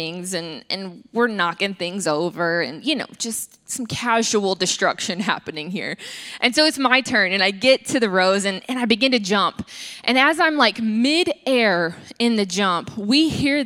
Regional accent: Atlanta, Georgia, United States; I am from South Atlanta, and we call our grandmothers mamas

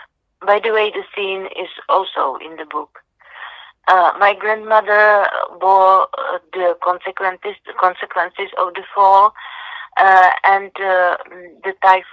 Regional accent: Czechia; born or raised there

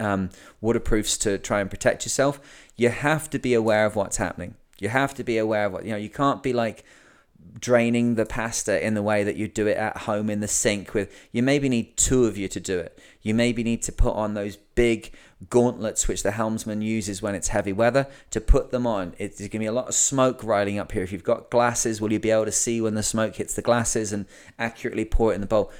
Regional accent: England, United Kingdom; I'm English

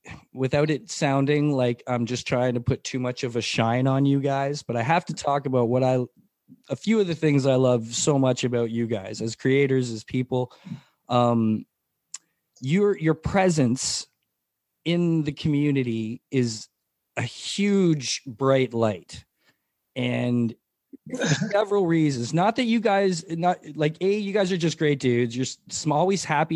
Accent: Mississauga, Ontario, Canada; born or raised there; also born or lived in St. Catharines, Ontario

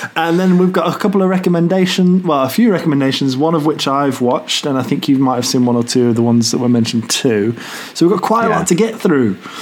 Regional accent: United Kingdom; we're British

